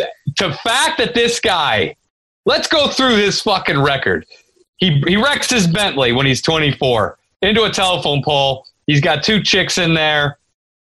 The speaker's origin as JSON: {"language": "English", "region": "Indiana", "country": "United States", "tie": "born or raised there", "moved": "yes", "said": "I grew up in Indiana."}